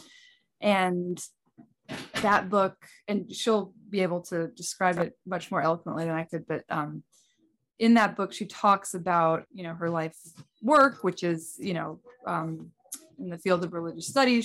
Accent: New York, United States; now in North Carolina, United States; I grew up in New York. I live in North Carolina now

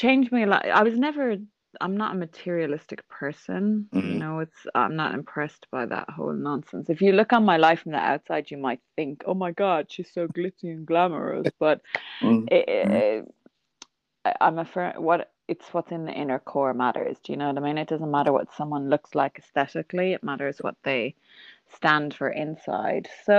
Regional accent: Ireland; now in Kuwait; I'm Irish. I live in the Middle East

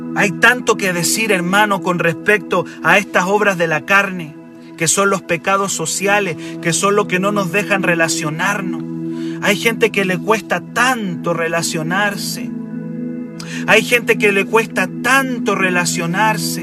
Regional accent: Chile

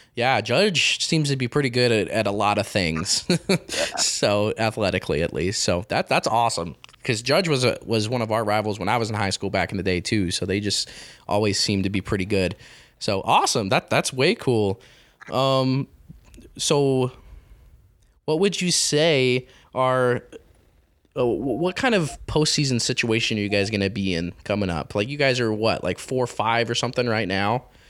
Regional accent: Grantsville, Utah, United States; I grew up in Grantsville

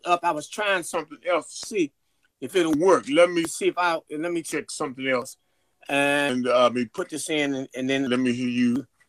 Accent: St. Louis, Missouri, United States; my hometown of St. Louis.

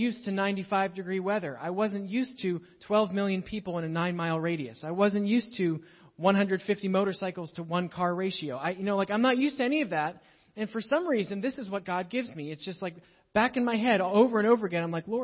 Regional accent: Pittsburgh, Pennsylvania, United States; moved away; So I grew up in Pittsburgh

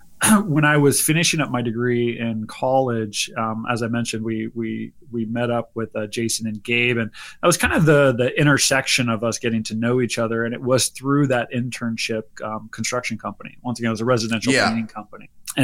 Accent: Northern California, United States; born or raised there; moved away as an adult

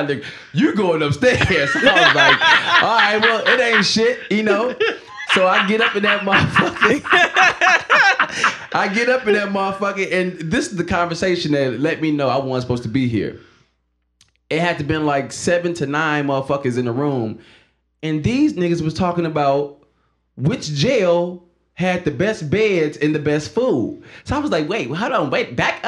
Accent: Waukegan, Illinois, United States; I'm from Waukegan. I did not graduate Waukegan high school

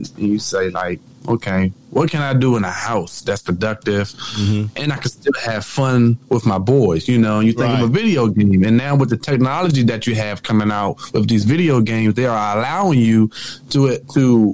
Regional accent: Maryland, United States; I'm born and raised in Maryland. They call it the DMV

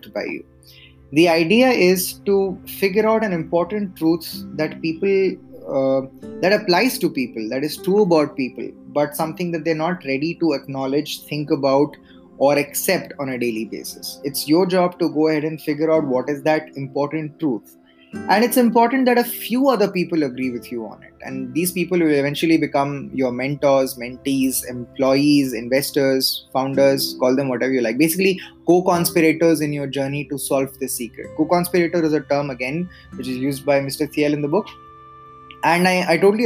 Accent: central India, India; moved away as an adult; also born or lived in Delhi / Bangalore; I was born in Delhi, but I just barely stayed there as an infant. I grew up, I had a large part of my childhood in central India

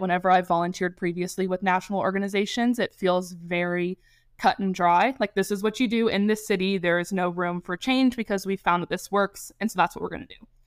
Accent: Kansas City, Missouri, United States; also born or lived in Springfield, Missouri / Nashville; I am born and raised in Kansas City. I am a Northlander through and through

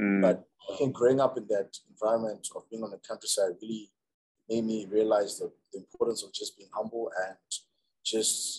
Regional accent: Banket, Mashonaland West, Zimbabwe; also born or lived in Harare; Okay, so I was actually born in Harare. But then my family moved to the countryside. We were in Mashikade, Banket

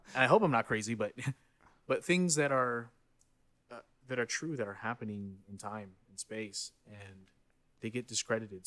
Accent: Houston, Texas, United States; I grew up in the Filipino community and we had a, we had a devotion to the Santo Niño.

